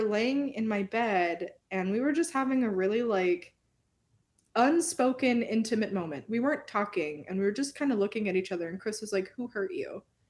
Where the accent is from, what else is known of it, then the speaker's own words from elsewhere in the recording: Oklahoma, United States; born there; also born or lived in Minnesota / Texas; so I was born in Oklahoma and like we were literally went through like the timeline of our life. And like we lived in Oklahoma at the same time. We lived in Minnesota at the same time.